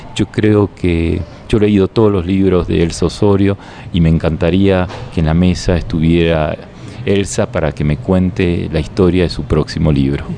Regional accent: Argentina; yo soy argentino

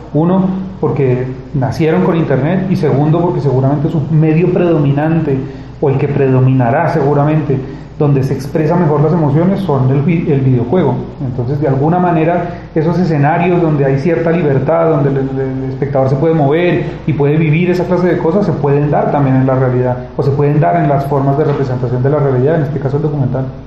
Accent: Colombia; now in Spain

